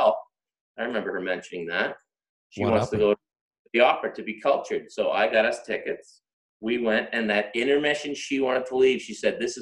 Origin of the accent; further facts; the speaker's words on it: Pictou County, Nova Scotia, Canada; moved away; also born or lived in Toronto; I'm from Pictou County